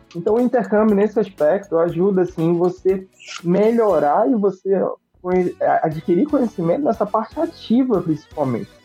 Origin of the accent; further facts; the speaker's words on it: Brazil; moved away; nós brasileiros